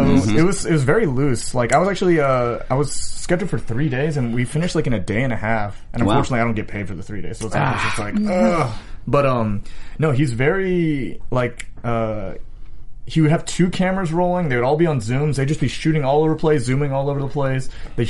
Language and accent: English; New Orleans, Louisiana, United States; I'm originally from New Orleans.